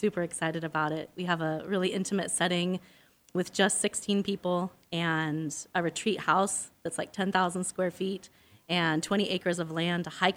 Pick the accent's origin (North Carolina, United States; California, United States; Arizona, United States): Arizona, United States; I'm actually from Arizona.